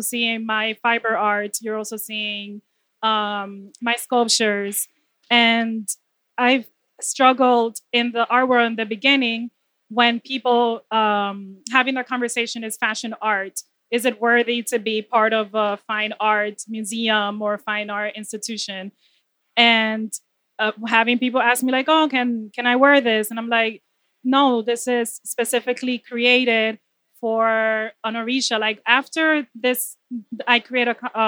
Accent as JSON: {"language": "English", "town": "New York City", "region": "New York", "country": "United States", "also_born_or_lived": "Dominican Republic", "said": "I'm from the Bronx"}